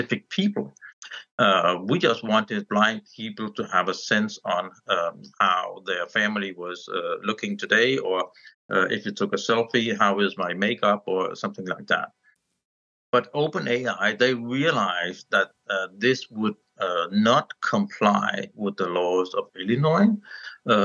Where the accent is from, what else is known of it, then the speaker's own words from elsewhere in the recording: Denmark; I'm from Denmark